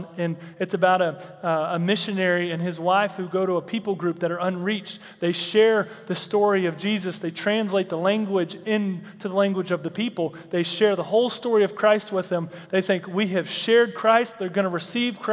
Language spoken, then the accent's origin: English; Texas, United States; I grew up in Texas